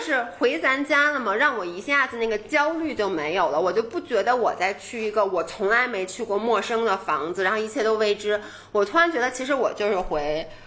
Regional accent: Beijing, China; 我们都是在北， 北京长大，然后呢，在北京工作，后来呢，就以前都是在正经上班的，就有在国企的，有在外企的

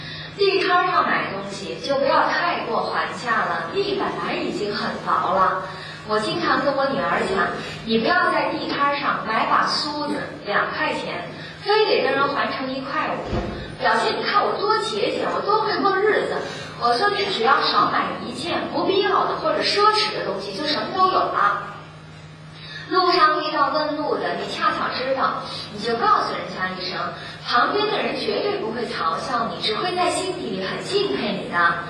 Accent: China; 我们中国人有句俗话说。人生不如意，十常八九

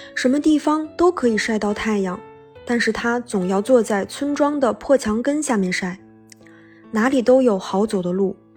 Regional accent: Benxi, Liaoning, China; moved away; 《本溪》，是我的故乡

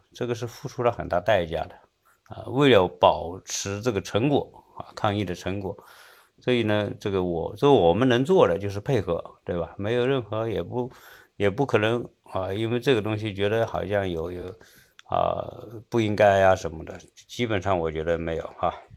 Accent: China; also born or lived in Seattle, United States; now in United States; 我们中国人对教育的重视程度

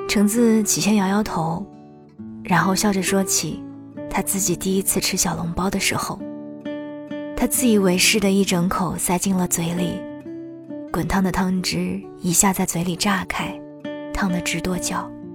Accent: Shanghai, China; 我是土生土长的上海姑娘呀

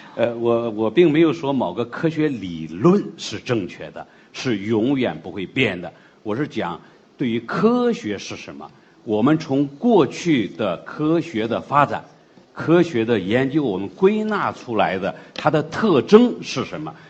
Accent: China; 我们中国人的东西

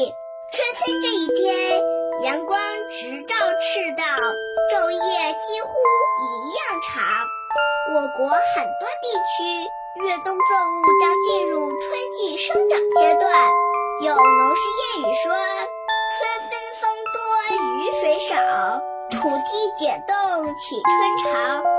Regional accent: Dalian, Liaoning, China; 我来自大连，今年五岁

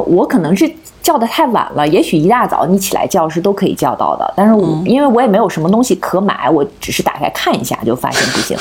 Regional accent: hometown near Qingdao, Shandong, China; now in Beijing, China; 我们老家

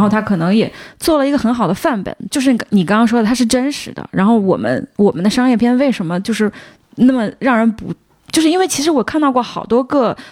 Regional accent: China; 我们作为中国人

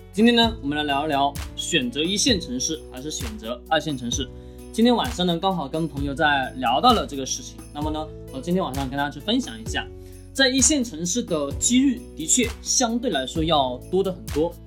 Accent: Changsha, Hunan, China; 我们长沙

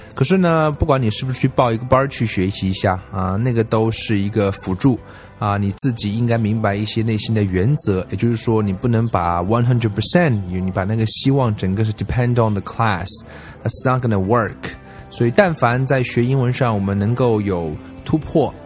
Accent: China; 而我们中国人花了大量的时间去听那些啊完全听不懂的东西

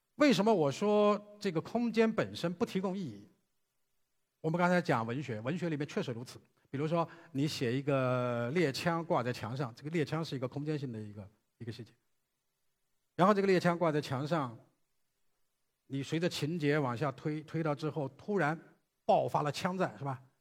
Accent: China; 我们中国人

